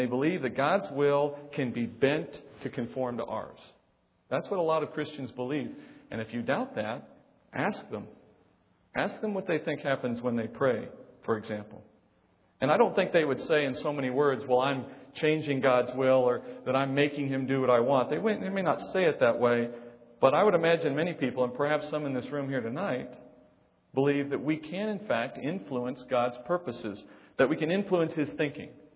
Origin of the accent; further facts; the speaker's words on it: Texas, United States; I was born in Texas